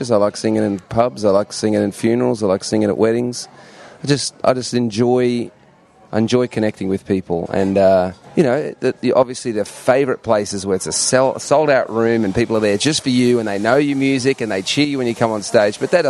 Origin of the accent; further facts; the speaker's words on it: Melbourne, Victoria, Australia; moved away as an adult; also born or lived in London, United Kingdom / Sydney, Australia; now in United States; So we moved to Australia, moved to Sydney first and then to Melbourne, and lived there for 20-something years